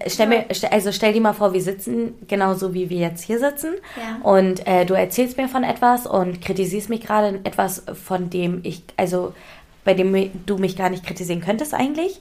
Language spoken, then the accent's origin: German; Hamburg, Germany; also ich bin in Hamburg ja auch, also aufgewachsen, ich bin in Hamburg geboren.